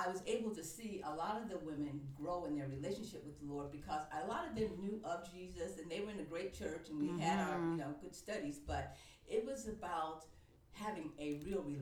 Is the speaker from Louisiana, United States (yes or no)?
no; East Cleveland, Ohio, United States; moved away as an adult; also born or lived in Atlanta, Georgia; I grew up in East Cleveland